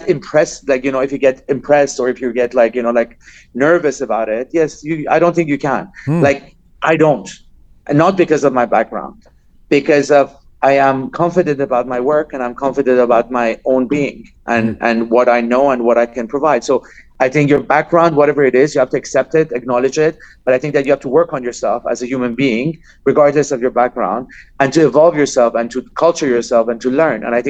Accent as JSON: {"language": "English", "country": "Iran", "said": "I'm from Iran"}